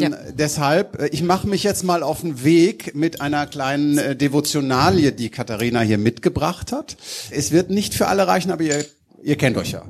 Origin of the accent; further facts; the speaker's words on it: Düsseldorf, North Rhine-Westphalia, Germany; accent: Rhenish; Als Düsseldorfer